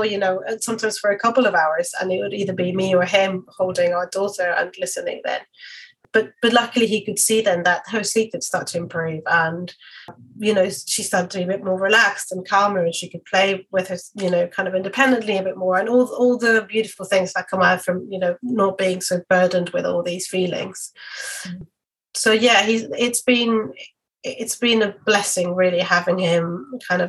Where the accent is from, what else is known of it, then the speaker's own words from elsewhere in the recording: Mexico; now in London, United Kingdom; I'm from Mexico